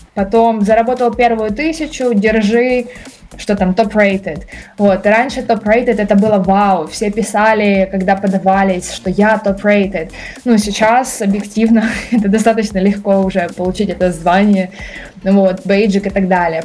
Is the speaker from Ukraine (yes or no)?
yes; Kyiv, Ukraine; я вообще сама из Киева, из Украины.